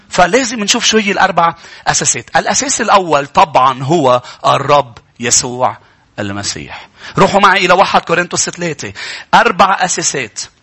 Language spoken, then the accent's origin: Arabic; Lebanon; بلدنا لبنان